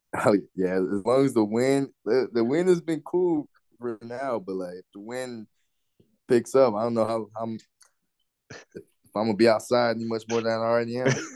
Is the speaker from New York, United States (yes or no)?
no; Orlando, Florida, United States; I grew up in Orlando my whole life